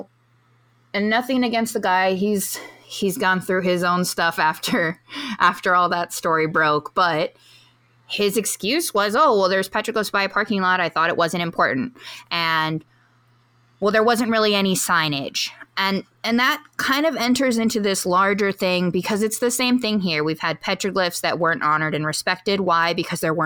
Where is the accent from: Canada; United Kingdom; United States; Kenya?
United States; Hawaii; As a Hawaiian